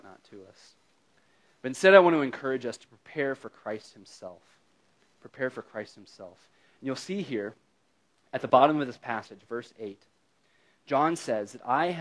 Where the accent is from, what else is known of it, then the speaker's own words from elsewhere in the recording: United States; as an American